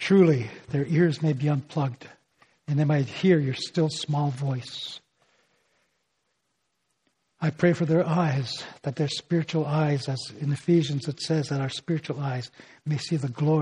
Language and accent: English; Northern Ontario, Canada; first language Ojibwe; English is a second language; my native language, okay? The Ojibwe of Northern Ontario